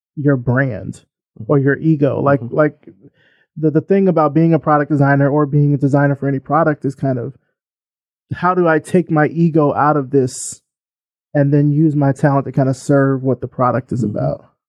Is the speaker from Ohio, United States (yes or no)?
no; Selma, Alabama, United States; I'm I'm from Selma